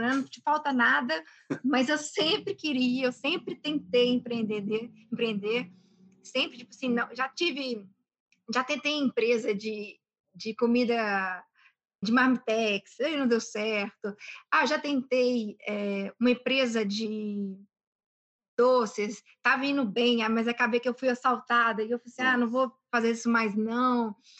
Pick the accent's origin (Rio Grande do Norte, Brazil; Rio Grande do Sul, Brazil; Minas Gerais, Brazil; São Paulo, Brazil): Minas Gerais, Brazil; Belo Horizonte; moved away; eu nasci em BH, fui criada aqui em, em Minas, mas ao mesmo tempo durante um período da minha vida, eu morei fora